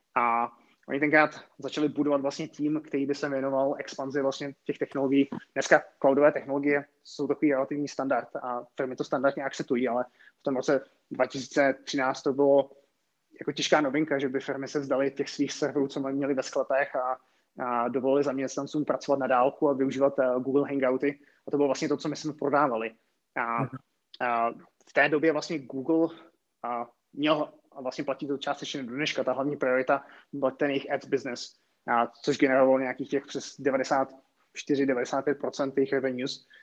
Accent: České Budějovice, South Bohemian Region, Czechia; moved away as an adult; also born or lived in Prague; já jsem původem z Českých Budějovic

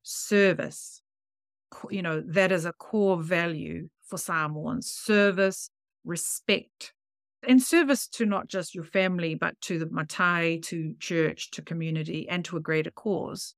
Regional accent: Samoa; moved away as an adult; also born or lived in Fiji; now in New Zealand; I grew up in Samoan, Fiji

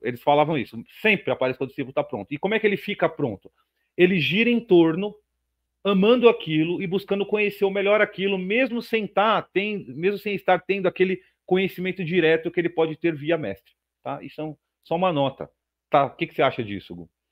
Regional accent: Brazil; eu sou brasileiro como todo mundo

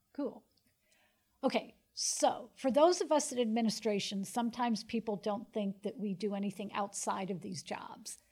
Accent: Pennsylvania, United States; moved away; I grew up in Pennsylvania

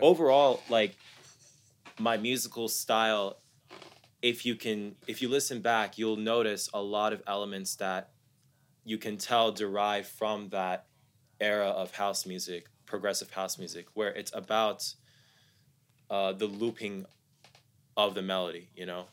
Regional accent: Columbus, Ohio, United States; also born or lived in Dallas, Texas; I'm someone born and raised in the U S. I was born in Dallas, raised in Columbus, Ohio

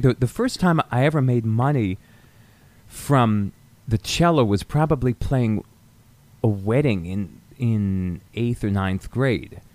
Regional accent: near Hanover, rural New Hampshire, United States; I was born in New Hampshire, grew up in rural New Hampshire, about 30 minutes from Dartmouth College, from Hanover, New Hampshire

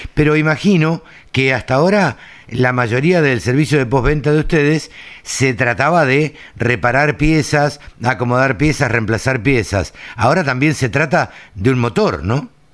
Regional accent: Maipú, Buenos Aires Province, Argentina; por Maipú, por mi pueblo

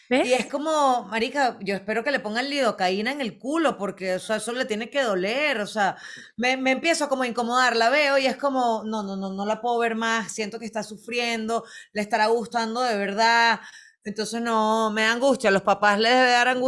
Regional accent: Venezuela; esto lo utilizamos en Latinoamérica, por lo menos en mi país, en Venezuela, a diario, es un budare

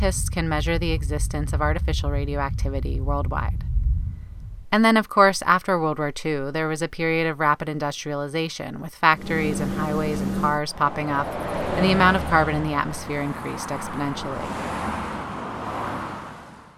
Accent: the Bible Belt, United States; Growing up in the Bible Belt

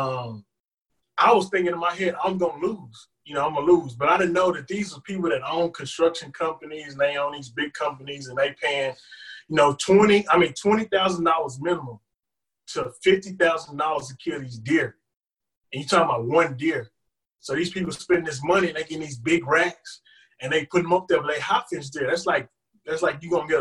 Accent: Huntsville, Texas, United States; I'm from Huntsville, Texas

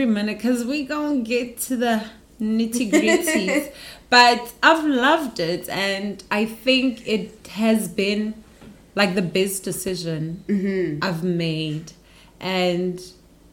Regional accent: Pretoria, Gauteng, South Africa; moved away as an adult; also born or lived in Johannesburg; now in South Korea; I'm from Pretoria, and then I moved to Joburg when I was 19, for university

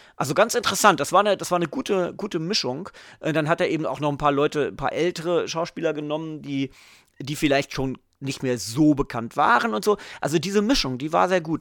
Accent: Göttingen, Lower Saxony, Germany; moved away; also born or lived in England; ich komme aus Göttingen, ähm, da war ich an der EGS

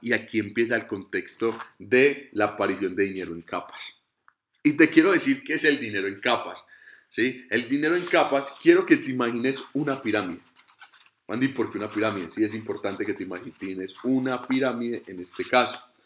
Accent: Colombia; soy colombiano

